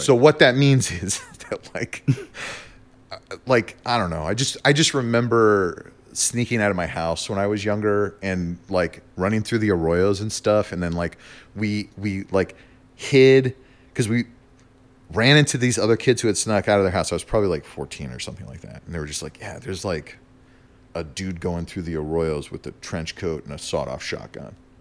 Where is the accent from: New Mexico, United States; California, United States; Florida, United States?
New Mexico, United States; also born or lived in Germany; Yeah, I grew up in New Mexico. I lived in New Mexico for, like, most of my life.